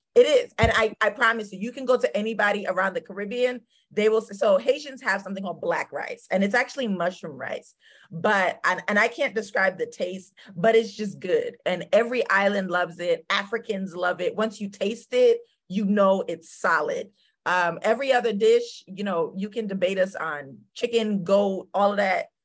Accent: Spring Valley, New York, United States; also born or lived in Scotchtown, New York / South Korea; I grew up in Spring Valley, New York, very small town

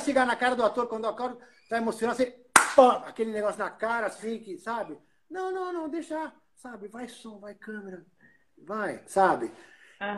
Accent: Uruguay; now in Brazil; eu como uruguaio morando no Brasil, eu sempre ia de férias para o Uruguai

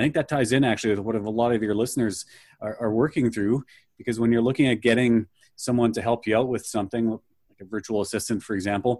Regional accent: Manitoba, Canada; I'll say I'm from Canada, so right in the center of Canada, almost in the center of the country near Winnipeg.

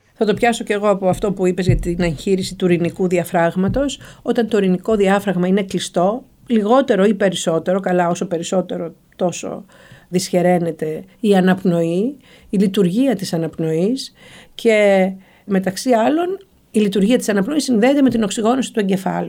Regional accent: Karditsa, Thessaly, Greece; moved away as an adult; also born or lived in Moscow, Russia / Athens / Salzburg; γεννήθηκα και μεγάλωσα στην Καρδίτσα

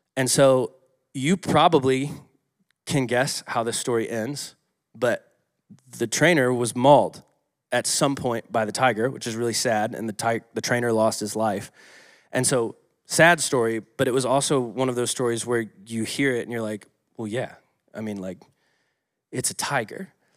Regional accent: Atlanta, Georgia, United States; moved away; I grew up in Atlanta

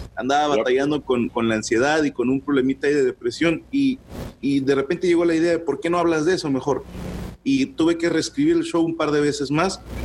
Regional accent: Monterrey, Nuevo León, Mexico; usábamos mucho terminología de aquí

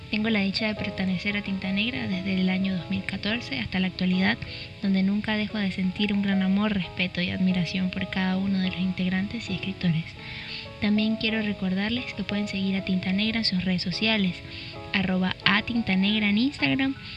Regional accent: Venezuela; now in Lima, Peru; soy de María Venezuela y tengo 21 años. Tengo aproximadamente dos años y medio viviendo en Lima, Perú.

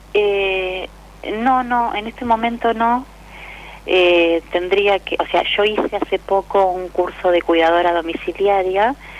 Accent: La Plata, Buenos Aires Province, Argentina; Yo soy de, La Plata, Los Hornos

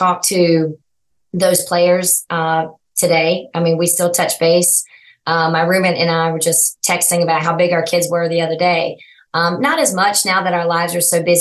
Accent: Kernersville, North Carolina, United States; growing up in Kernersville was just a wonderful childhood

